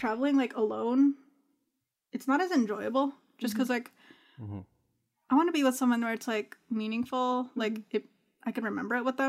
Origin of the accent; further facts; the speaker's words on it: Canada; It's weird to be like 23 and not have gone to Toronto or Vancouver, mm-hmm. but I was born and raised in Canada